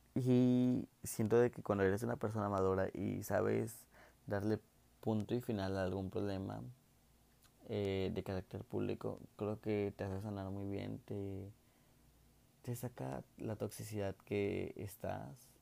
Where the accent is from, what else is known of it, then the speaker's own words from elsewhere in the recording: Mexico; soy un chico de México